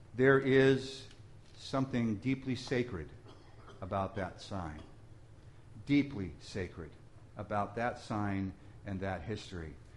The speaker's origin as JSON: {"language": "English", "region": "England", "country": "United Kingdom", "said": "I'm English, and as purely English, really, almost as it gets."}